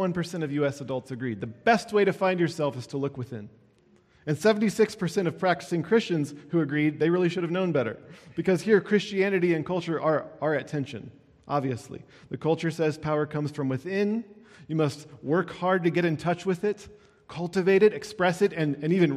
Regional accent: Iowa, United States; I grew up in Iowa

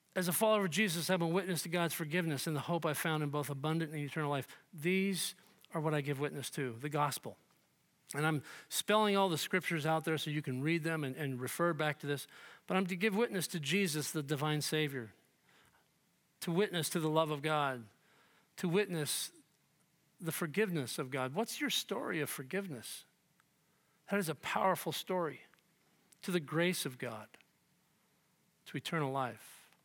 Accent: United States; We, as evangelical American Christians

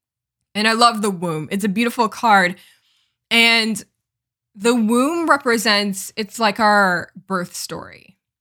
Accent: Los Angeles, California, United States; born there; I was born in Los Angeles, California. That's where I come from.

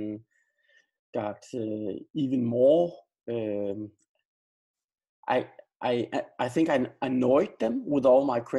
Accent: Denmark; now in Sweden; Now I'm living in Sweden, but I am from Denmark, and I am a Dane, but I live in Sweden right now.

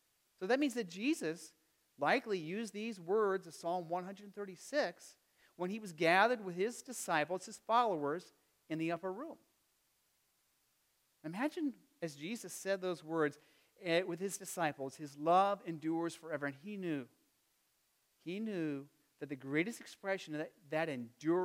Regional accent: Arizona, United States; now in Midwest, United States; growing up in Arizona, you know, you had the season of hot and the season of not quite so hot.

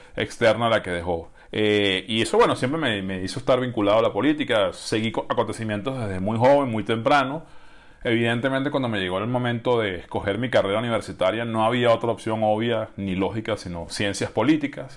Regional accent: Venezuela; en mi país

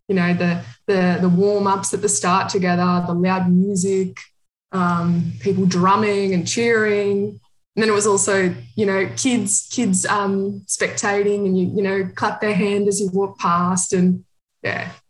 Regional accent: Australia; moved away as an adult; now in Berlin, Germany; I'm from Australia, but um, I've been living in Berlin, Germany for the last two years.

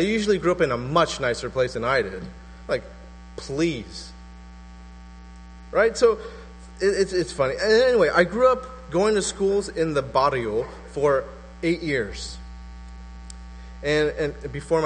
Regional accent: West Covina, California, United States; moved away; also born or lived in La Puente; where I grew up, it was a nice little suburb called West Covina

